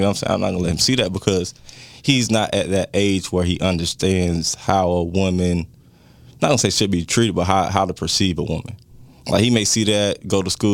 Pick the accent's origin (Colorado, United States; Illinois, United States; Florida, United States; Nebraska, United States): Florida, United States; Jacksonville; I'm from Jacksonville